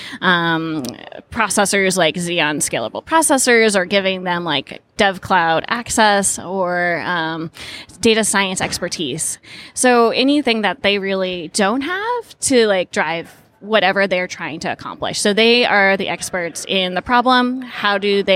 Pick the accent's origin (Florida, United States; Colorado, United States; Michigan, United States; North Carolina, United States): Colorado, United States; moved away as an adult; also born or lived in Boston; now in California, United States; I grew up in Colorado and went off to school in Boston.